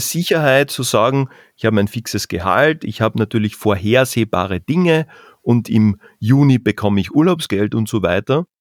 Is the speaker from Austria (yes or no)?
yes; southern Carinthia, Austria; moved away; also born or lived in Vienna / Salzburg; wir kommen aus den Bergen, aus dem Süden Österreichs, aus dem Süden Kärntens in dem Fall